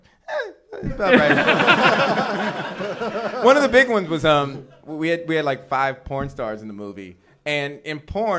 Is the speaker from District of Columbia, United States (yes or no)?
yes; Washington, District of Columbia, United States; I'm from Washington D.C., and then there was a show there that was like completely sold out.